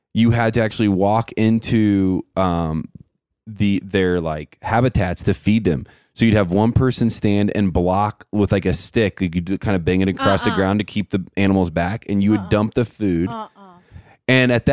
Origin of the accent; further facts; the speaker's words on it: Indiana, United States; Trista and I are both like born in Indiana